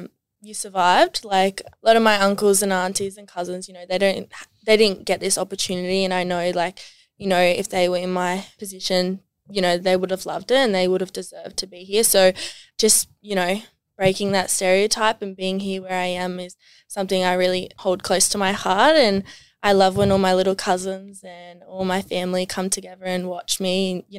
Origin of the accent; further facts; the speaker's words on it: Cobargo, New South Wales, Australia; I grew up on the far south coast of New South Wales in a little town called Cobargo.